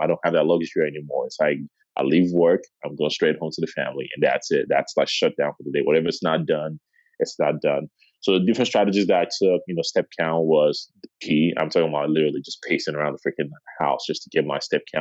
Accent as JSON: {"language": "English", "town": "Chicago", "region": "Illinois", "country": "United States", "moved": "yes", "said": "originally I'm from Chicago"}